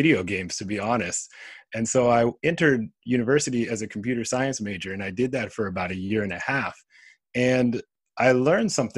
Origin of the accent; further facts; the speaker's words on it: California, United States; moved away as an adult; also born or lived in Riverside; now in Japan; growing up in California, I was influenced by almost everything Japan.